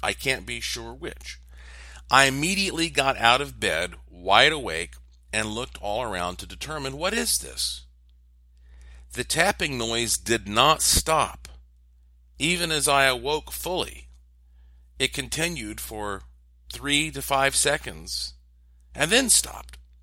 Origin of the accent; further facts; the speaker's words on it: Asheville, North Carolina, United States; Asheville, North Carolina. That's my hometown